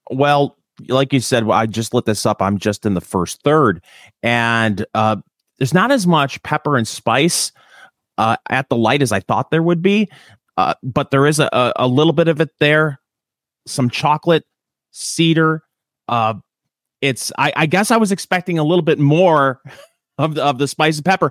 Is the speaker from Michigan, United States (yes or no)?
yes; Michigan, United States; accent: Michigan; moved away; also born or lived in Indiana; I'm from Michigan and people, you know, bag on the accent and everything and how many of us talk like Canadians.